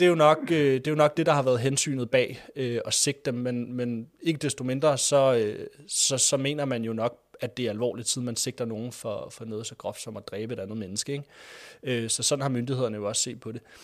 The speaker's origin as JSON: {"language": "Danish", "country": "Denmark", "also_born_or_lived": "Greenland (ancestry)", "said": "jeg er fra Danmark, selvom jeg faktisk er af grønlandsk afstamning"}